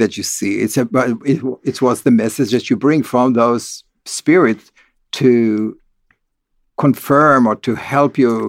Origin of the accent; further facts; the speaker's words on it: Beit Alpha, Northern District, Israel; I grew up in Kibbutz Beit Alpha, which is the first kibbutz of the Hashomer HaTzair, which is the most communist socialist kibbutz that had no religious connotation at all